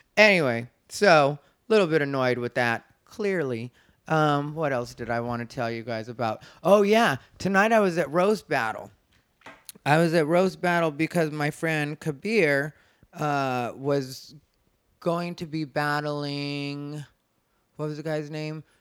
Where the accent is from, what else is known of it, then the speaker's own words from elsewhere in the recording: Arizona, United States; moved away; I'm from Arizona. If you don't know, that's my home state